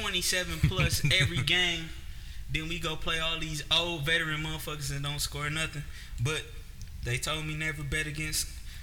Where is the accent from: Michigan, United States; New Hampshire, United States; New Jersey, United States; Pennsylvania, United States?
Michigan, United States; Detroit; I still rock with the Lions because I'm from Detroit.